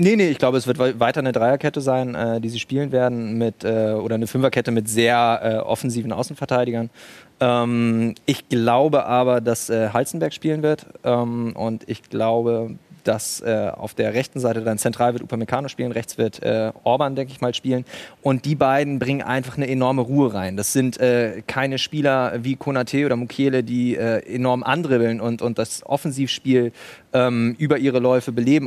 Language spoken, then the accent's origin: German; Bremen, Germany; moved away as an adult; now in Leipzig, Germany; Ich komme aus Bremen, aber seit 2013 bin ich jetzt in Leipzig